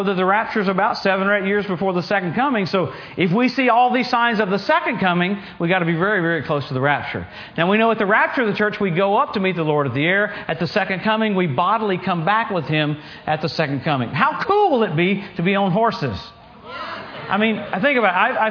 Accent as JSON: {"language": "English", "region": "Louisiana", "country": "United States", "tie": "born or raised there", "also_born_or_lived": "Tulsa, Oklahoma / California", "moved": "yes", "lives_now": "Oklahoma, United States", "said": "I grew up in Louisiana."}